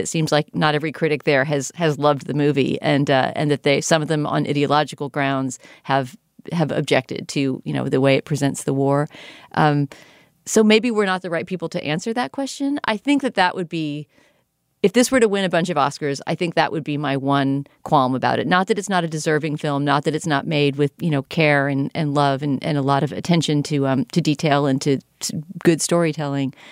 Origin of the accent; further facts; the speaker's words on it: United States; as an American viewer